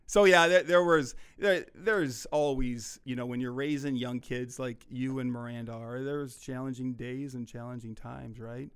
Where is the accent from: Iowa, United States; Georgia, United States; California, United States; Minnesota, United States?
Iowa, United States; also born or lived in Milwaukee; now in Sheboygan, United States; I'm from Iowa